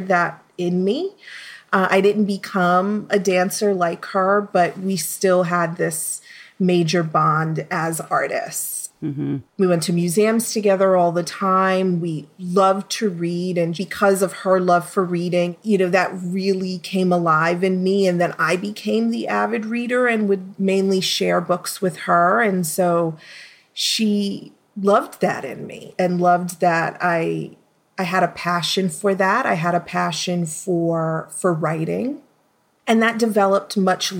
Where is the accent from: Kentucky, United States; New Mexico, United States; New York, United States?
New York, United States; New York City; I'm from Brooklyn, New York. I was born and raised